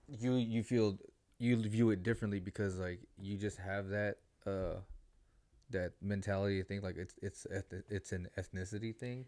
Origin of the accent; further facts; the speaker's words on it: Australia; Like, I'm Australian